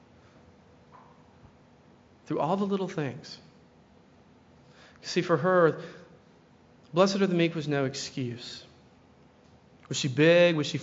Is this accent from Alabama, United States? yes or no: yes; Tuscaloosa, Alabama, United States; I grew up in Alabama as well, in Tuscaloosa